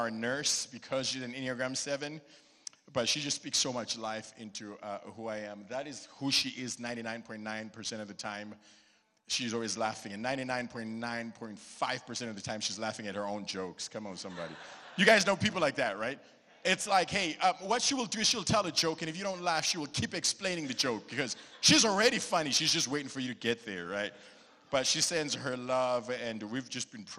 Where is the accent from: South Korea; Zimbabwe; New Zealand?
Zimbabwe; now in Dallas, United States; I am a Zimbabwean. I am from Gobelaro in Zimbabwe